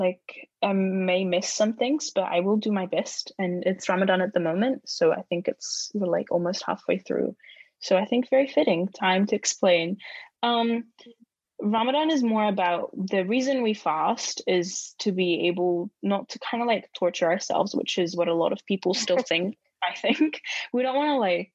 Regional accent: Egypt; also born or lived in New Zealand; now in Dunedin, New Zealand; I come from Egypt

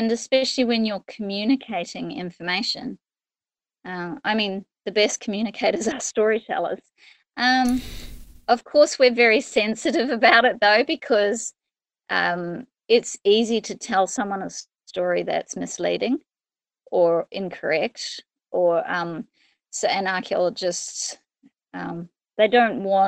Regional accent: Australia; moved away as an adult; now in New Zealand; I came over from Australia to study at university and never left

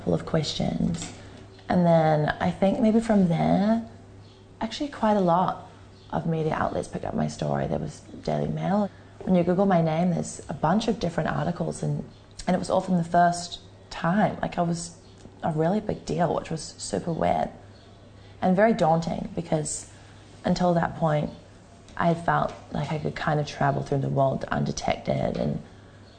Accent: Auckland, New Zealand; I'm 21 years old and I'm from Auckland, New Zealand

